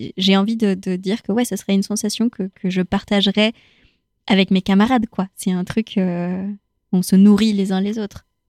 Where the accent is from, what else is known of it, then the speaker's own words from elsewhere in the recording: Chile; now in France; moi, je viens du Chili, pour le coup. Donc, euh, j'ai grandi dans un contexte post-dictature